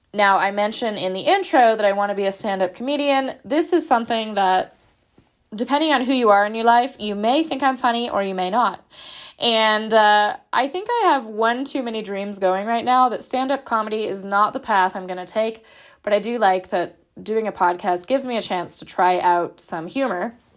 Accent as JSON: {"language": "English", "region": "Southern California", "country": "United States", "also_born_or_lived": "Portland, Oregon / Pacific Northwest / Washington / Idaho", "moved": "as an adult", "said": "I am from Southern California"}